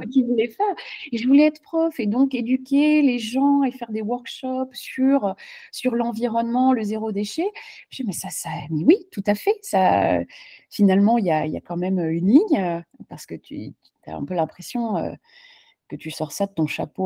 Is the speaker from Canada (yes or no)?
no; France; now in Charlotte, United States; en tant que Française